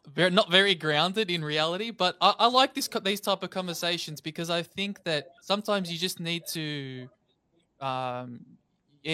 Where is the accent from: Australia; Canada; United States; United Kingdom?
Australia; Melbourne, Victoria; I'm from Melbourne, Australia